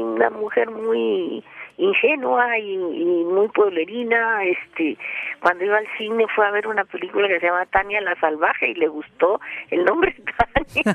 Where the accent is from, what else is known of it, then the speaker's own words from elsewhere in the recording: Peru; now in Mexico; quería mucho a mi país de origen que es el Perú